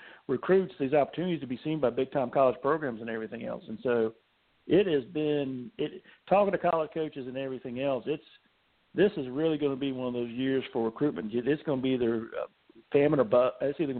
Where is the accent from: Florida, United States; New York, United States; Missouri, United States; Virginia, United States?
Virginia, United States; moved away; it says I'm from Virginia. Virginia is where my family's from.